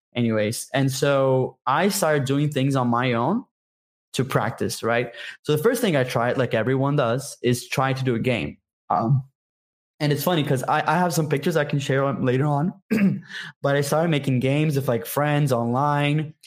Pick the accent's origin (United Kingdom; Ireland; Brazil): Brazil; I'm from Brazil, by the way. I'm a Brazilian game developer